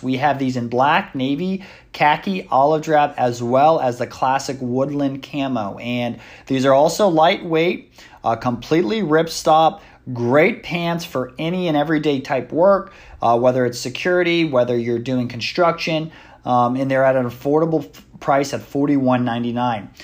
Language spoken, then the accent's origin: English; United States; it is something we go through as Americans every four years